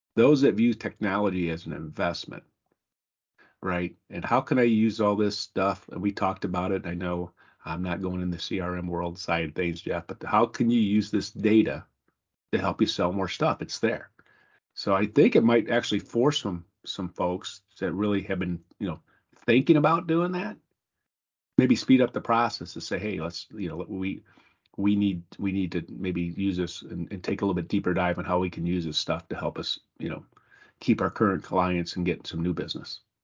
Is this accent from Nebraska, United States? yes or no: no; South Bend, Indiana, United States; growing up in South Bend and being in that place before